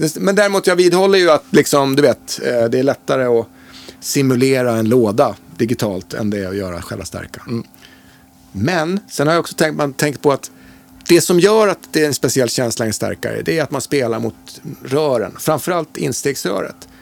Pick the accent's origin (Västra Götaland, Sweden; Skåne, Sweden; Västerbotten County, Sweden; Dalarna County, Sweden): Dalarna County, Sweden; Mora; also born or lived in Stockholm; jag kommer ju från, från Mora. Jag var ju född i Stockholm men flyttade ja. till Mora 71 när jag var fem år